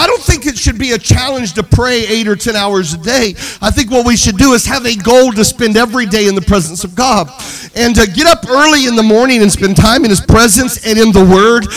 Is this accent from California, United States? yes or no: no; Mississippi, United States; I'm a boy from Mississippi